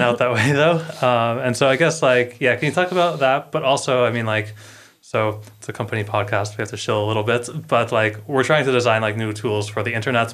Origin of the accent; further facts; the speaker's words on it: United States; we're both American